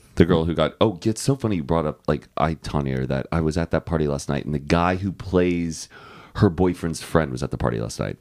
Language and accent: English; Austin, Texas, United States; I'm from Austin